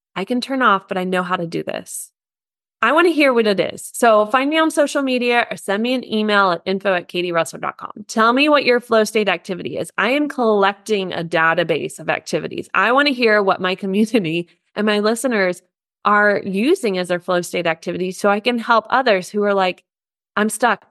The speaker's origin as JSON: {"language": "English", "country": "United States", "moved": "yes", "lives_now": "Germany"}